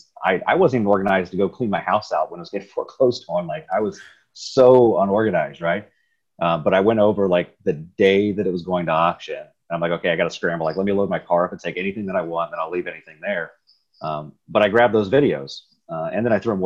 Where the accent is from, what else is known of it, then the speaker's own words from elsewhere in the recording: Riverside, Ohio, United States; I grew up in Riverside, Ohio